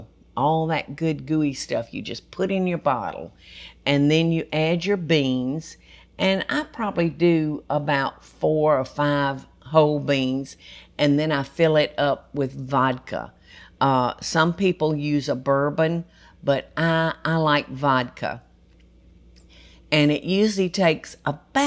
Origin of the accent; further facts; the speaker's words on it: Georgia, United States; I've spent 72 years in this state, y'all, which is my whole life